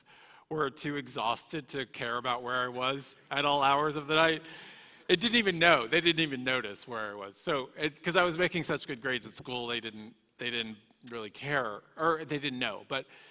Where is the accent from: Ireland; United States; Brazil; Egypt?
United States; Dallas, Texas; moved away; also born or lived in West Hollywood; in Dallas, Texas, where I was raised.